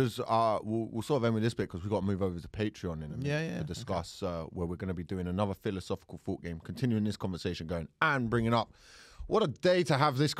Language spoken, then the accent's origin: English; London, United Kingdom; accent: South London; Hi, it's my South London accent.